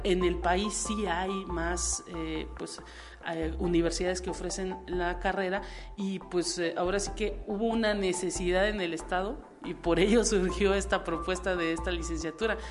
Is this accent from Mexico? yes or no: yes; Mexico; uno como mexicano